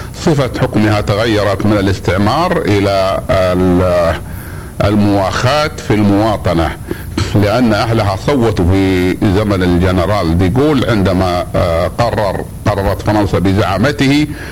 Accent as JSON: {"language": "Arabic", "town": "Mecca", "region": "Makkah Province", "country": "Saudi Arabia", "said": "عندنا في مكة"}